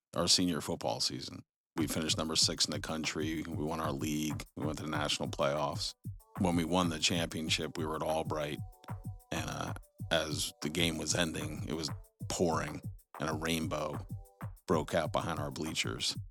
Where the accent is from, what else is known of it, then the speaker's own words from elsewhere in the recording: Jersey Shore, New Jersey, United States; moved away; I'm originally from the Jersey Shore